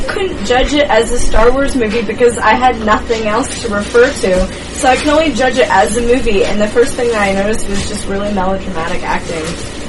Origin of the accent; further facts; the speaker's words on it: the South, United States; I'm a Southerner.